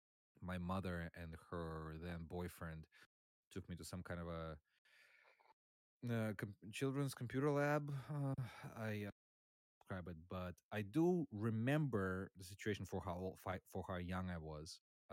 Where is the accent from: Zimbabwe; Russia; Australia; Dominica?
Russia; moved away as an adult; now in United States; I grew up in Russia. I was born in USSR, grew up in Russia, where I played a lot of DOS games, as one did, I hope, at the time. And eventually I moved to the United States about 16 years ago